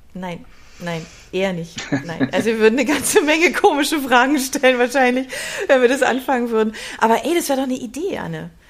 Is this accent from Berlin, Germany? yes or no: yes; Berlin, Germany; moved away; also born or lived in Swabia; da wo ich so herkomme